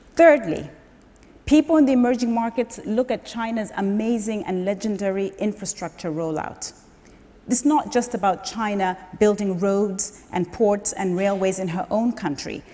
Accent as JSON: {"language": "English", "country": "Zambia", "tie": "born or raised there", "said": "I was born and raised in Zambia in 1969"}